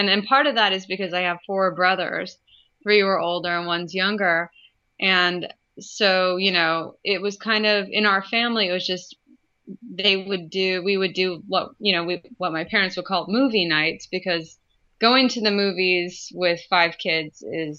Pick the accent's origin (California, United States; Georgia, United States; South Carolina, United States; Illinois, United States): California, United States; Pacifica; moved away as an adult; also born or lived in North Carolina; now in New Jersey, United States; I'm from California myself, from the San Francisco Bay Area.